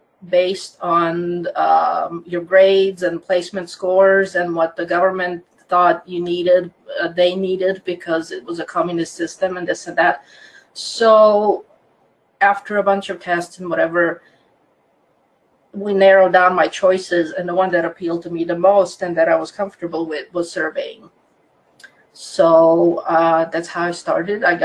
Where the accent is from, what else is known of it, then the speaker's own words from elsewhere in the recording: Croatia; English is a second language; moved away as an adult; now in Orange County, United States; I am originally from Croatia, which used to be part of old communist Yugoslavia